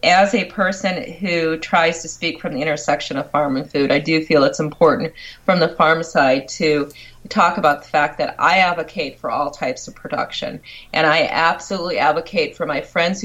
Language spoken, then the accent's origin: English; Michigan, United States; I'm from Michigan